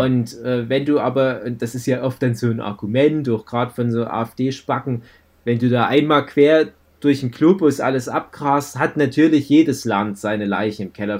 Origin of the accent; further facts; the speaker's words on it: Germany; also born or lived in Chemnitz; bei uns in Deutschland